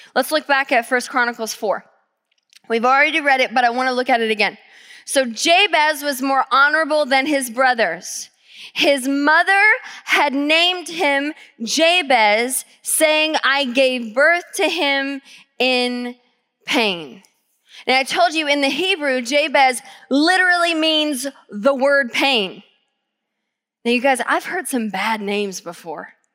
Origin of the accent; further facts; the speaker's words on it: Georgia, United States; now in Tacoma, United States; I grew up in Georgia.